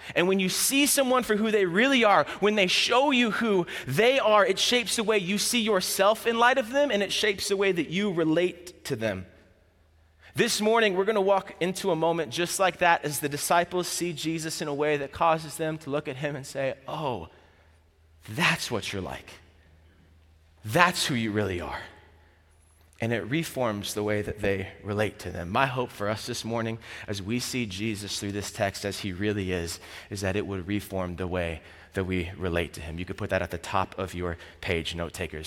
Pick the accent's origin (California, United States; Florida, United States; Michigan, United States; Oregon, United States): Florida, United States; I'm from Florida.